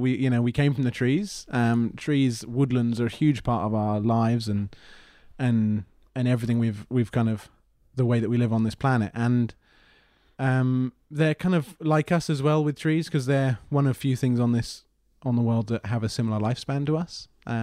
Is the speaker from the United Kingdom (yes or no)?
yes; South East England, United Kingdom; moved away as an adult; also born or lived in Plymouth; Grew up just outside London.